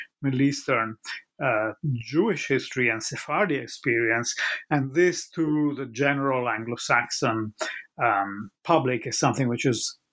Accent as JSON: {"language": "English", "country": "Italy", "tie": "born or raised there", "said": "I grew up in Italy"}